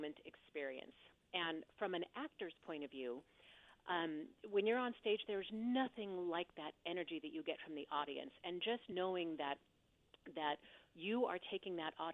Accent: Pacific Northwest, United States; moved away as an adult; now in Los Angeles, United States; I grew up in the Pacific Northwest

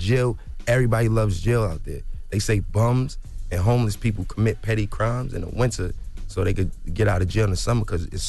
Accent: New York, United States; I experienced injustice here in the United States my whole life, bro. I'm from Harlem.

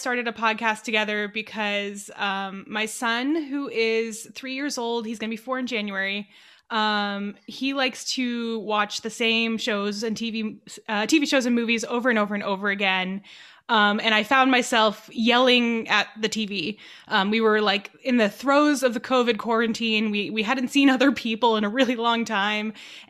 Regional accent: Los Angeles, California, United States; I was born and raised in Los Angeles, California, and spent most of my time in a little kind of suburb in Los Angeles called Chatsworth.

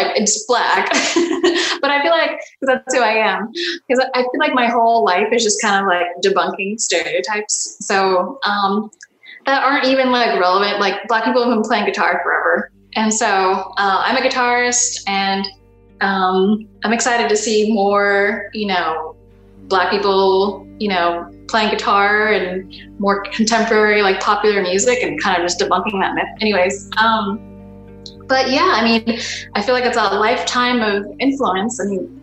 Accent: Virginia, United States; moved away; also born or lived in Maryland / Washington, D.C.; I grew up on the East Coast originally. I was born in Maryland, lived in DC, grew up in Virginia.

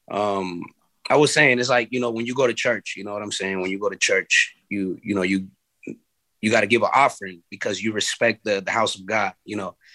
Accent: California, United States; being influenced that we are from the Bay as well.

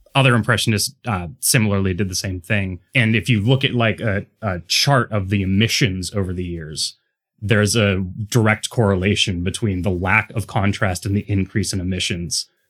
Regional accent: Pittsburgh, Pennsylvania, United States; growing up in Pittsburgh

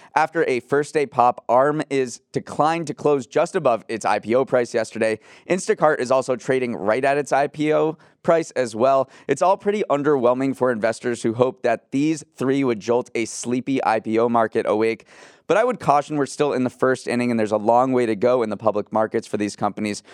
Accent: Northeast, United States; I grew up in the Northeast, taking trains all the time, uh, along the Northeast corridor here from Washington, D C to Boston

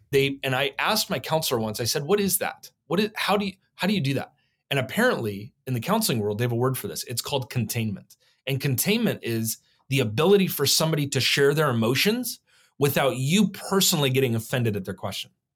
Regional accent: Oregon, United States; also born or lived in New Mexico; born in New Mexico, but I, I was raised here in Oregon from one on

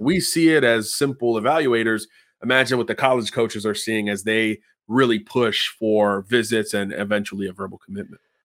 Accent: Miami, Florida, United States; my hometown, F I U Panthers

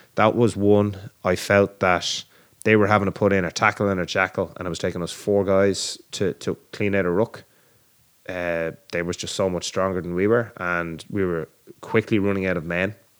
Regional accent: Ireland; we're Irish

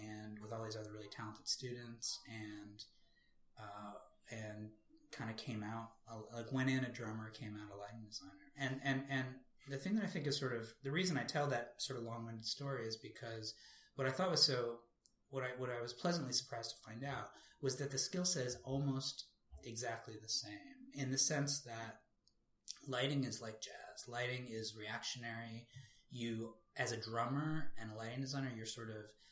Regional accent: Cambridge, Massachusetts, United States; I grew up in Cambridge, Massachusetts, went to Belmont High School

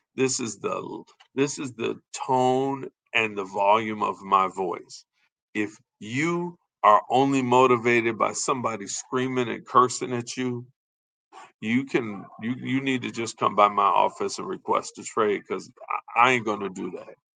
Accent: Chicago, Illinois, United States; we're from Chicago

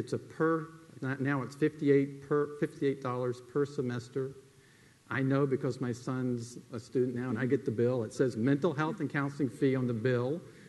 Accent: South Alabama, United States; We're from South Alabama.

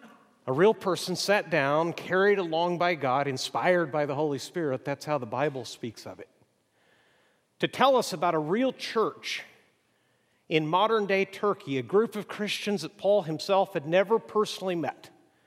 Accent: Mexico; As I've mentioned, I grew up in Mexico

